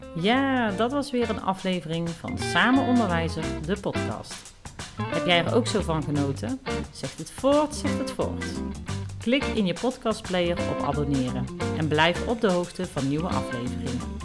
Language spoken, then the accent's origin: Dutch; Netherlands; wij Nederlanders